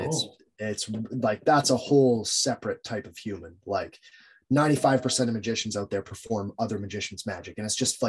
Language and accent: English; Jasper, Alberta, Canada; growing up in Jasper, man, we had the smallest library